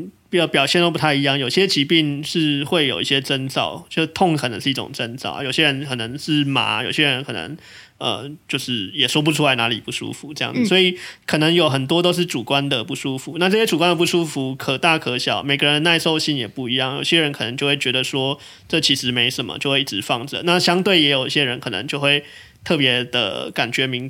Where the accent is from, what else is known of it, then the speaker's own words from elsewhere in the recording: Tainan, Taiwan; 那我自己作为台南人，好像也蛮可以理解这一点的，